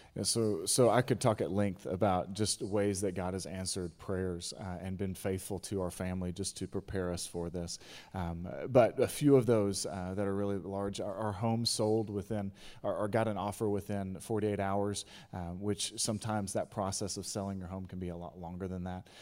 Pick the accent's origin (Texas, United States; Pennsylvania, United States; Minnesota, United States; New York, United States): Texas, United States; East; both Katie and I are, were born and raised in East Texas